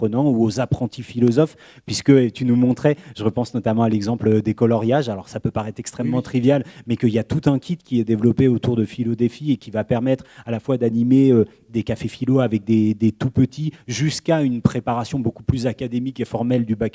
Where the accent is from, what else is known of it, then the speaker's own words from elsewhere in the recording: Poitiers, Nouvelle-Aquitaine, France; je viens de Poitiers